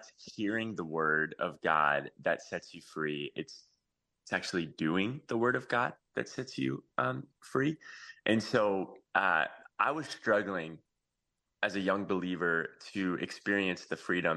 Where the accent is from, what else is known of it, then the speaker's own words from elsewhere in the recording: Plant City, Florida, United States; The strawberry capital of the world, actually, is Plant City, Florida, where I grew up.